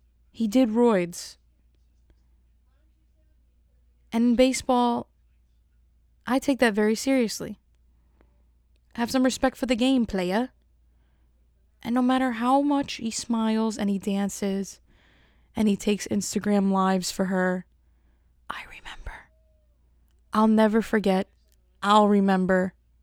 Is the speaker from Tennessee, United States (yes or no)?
no; Bronx, New York, United States; I'm still … from the Bronx. The Bronx.